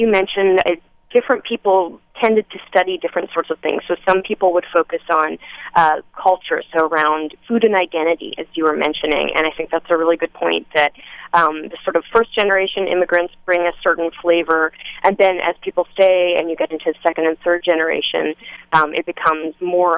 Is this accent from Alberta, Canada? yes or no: yes; Edmonton, Alberta, Canada; moved away as an adult; I'm Canadian, and I was in Canada, my hometown of Edmonton, Alberta